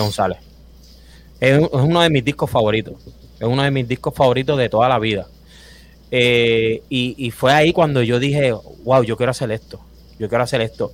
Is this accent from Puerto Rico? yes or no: yes; Río Grande, Puerto Rico; moved away as an adult; also born or lived in Fajardo, Puerto Rico; now in Orlando, United States; soy duro pero me crié toda mi vida eh, en el pueblo de Río Grande